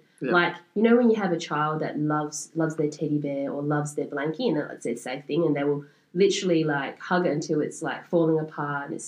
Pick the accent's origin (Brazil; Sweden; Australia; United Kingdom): Australia; I'm Australian-born Chinese